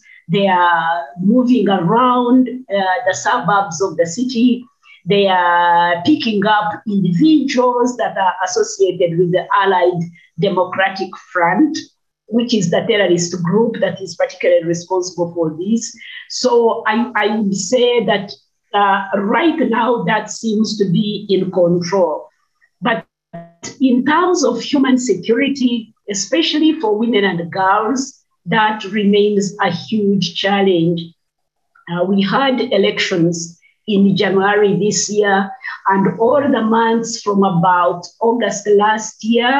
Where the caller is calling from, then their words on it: Kampala, Central Region, Uganda; I'm speaking from Kampala, Uganda, and I head a coalition of women's organizations